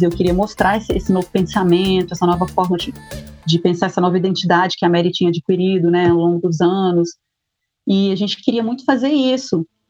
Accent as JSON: {"language": "Portuguese", "town": "Anchieta", "region": "Espírito Santo", "country": "Brazil", "tie": "born or raised there", "said": "Eu fui criada aqui, as pessoas é, daqui é, cuidam de mim como uma filha mesmo"}